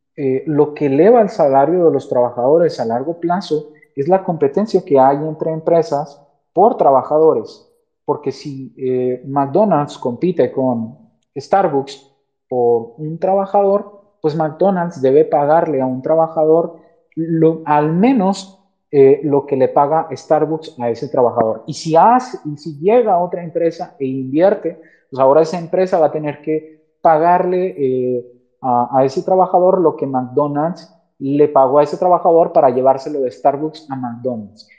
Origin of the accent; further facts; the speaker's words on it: Mexico; como mexicanos